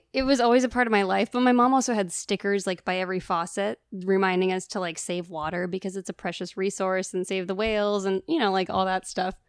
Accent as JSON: {"language": "English", "region": "Northern California", "country": "United States", "tie": "born or raised there", "said": "I grew up in Northern California"}